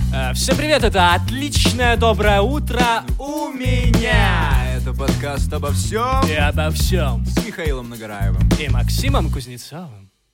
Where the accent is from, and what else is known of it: Gomel, Gomel Region, Belarus; born or raised there; moved away